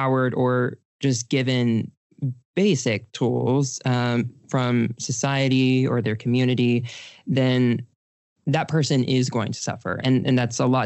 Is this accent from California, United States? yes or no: no; Texas, United States; I grew up in Texas